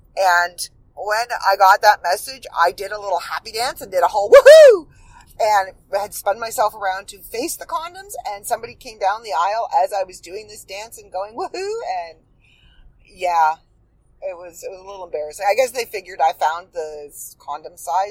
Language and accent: English; Midland, Ontario, Canada; also born or lived in Port McNicoll, Ontario; we moved from Port McNichol to Midland